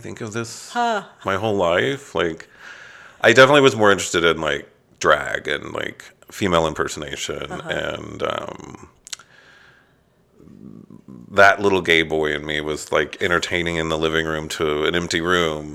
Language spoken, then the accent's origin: English; Corpus Christi, Texas, United States; also born or lived in Dallas, Texas / Louisiana; now in Austin, United States; I grew up in Corpus Christi, Texas.